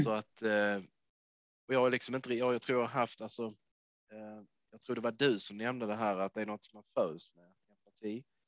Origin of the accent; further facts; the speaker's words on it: Lund, Skåne, Sweden; moved away as an adult; also born or lived in Trelleborg / Bjärred / Canada / United States; now in Manchester, United Kingdom; Kommer mm. ifrån Skåne, så jag kommer från Trelleborg från början har växt upp i Lundatrakten